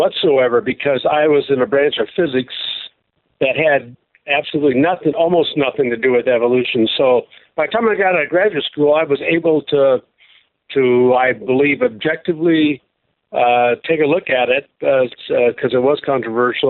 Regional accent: Seattle, Washington, United States; I grew up in Seattle, Washington

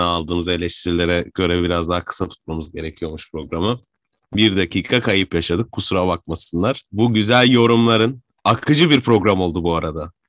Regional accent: Adana, Turkey; born or raised there

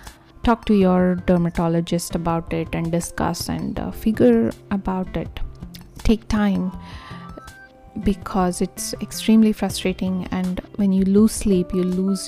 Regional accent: India; now in Arizona, United States; I am originally from India

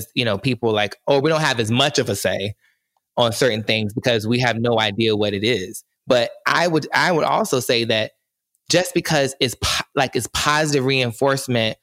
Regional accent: the South, United States; I grew up in the South

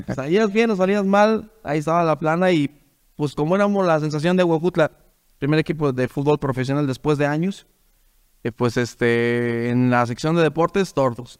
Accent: Huautla, Hidalgo, Mexico; soy de Huautla Hidalgo.

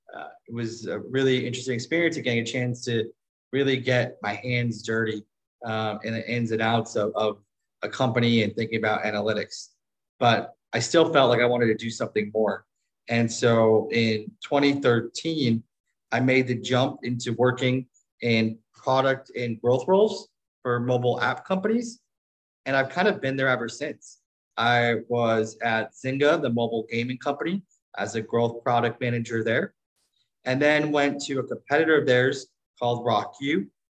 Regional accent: Midwest, United States; moved away as an adult; also born or lived in Stanford, California / New York / Silicon Valley / Mexico; now in Puerto Rico; Yeah, I spent the last few years living in different emerging markets, but originally from the US, I grew up in the Midwest and then did my undergrad and my master's at Stanford

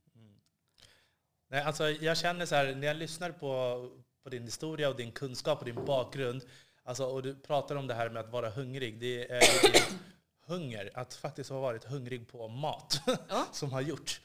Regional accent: Upplands Väsby, Stockholm County, Sweden; jag är uppvuxen i Upplands Väsby

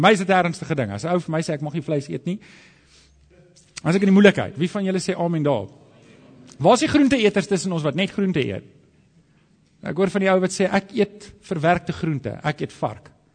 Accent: Alberton, Gauteng, South Africa; ek het groot geword in Johannesburg in Alberton

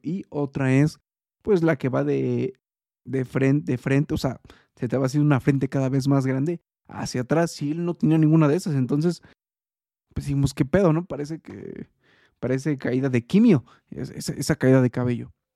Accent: Mexico; soy eh, mexicano

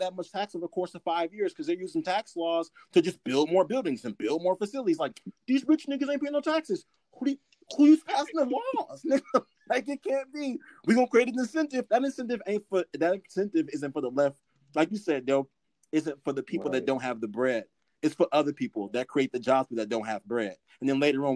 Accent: California, United States; as a Californian

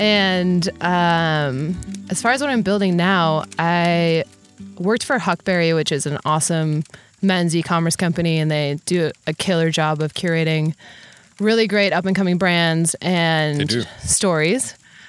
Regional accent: Wisconsin, United States; I'm from Wisconsin, born and raised in the Midwest.

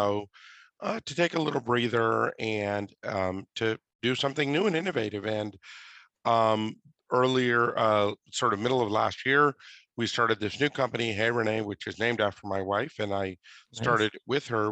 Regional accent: Mumbai, Maharashtra, India; now in United States; I'm a first generation immigrant. I was born in Mumbai, India

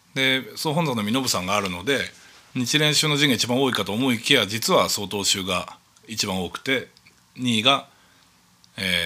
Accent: Chūō, Yamanashi, Japan; 中央市のそのお寺でずっと生まれ育って

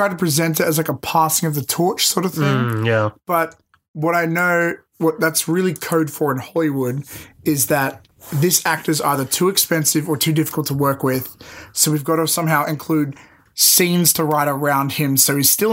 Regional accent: Sydney, New South Wales, Australia; we're from Western Sydney. We're like the Detroit of Australia.

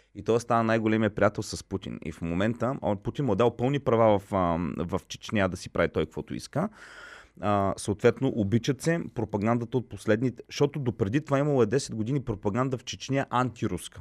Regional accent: Plovdiv, Plovdiv Province, Bulgaria; нито съм украинец, нито съм руснак. Аз съм плодивчанин.

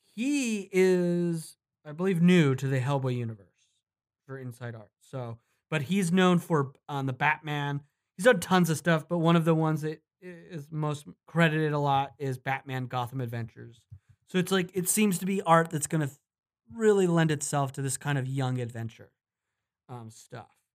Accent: Utah, United States; now in Los Angeles, United States; Utah, my home state

